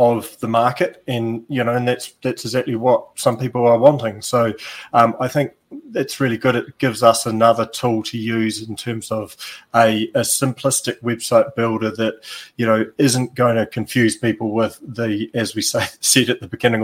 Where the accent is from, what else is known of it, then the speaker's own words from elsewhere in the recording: New Zealand; accent: Kiwi; my Kiwi accent